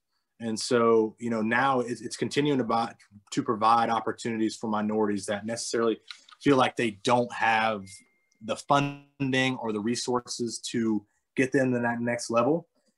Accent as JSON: {"language": "English", "region": "North Carolina", "country": "United States", "tie": "born or raised there", "said": "Yeah, so we actually lived 10 minutes from the Speedway, 15 minutes from the Speedway."}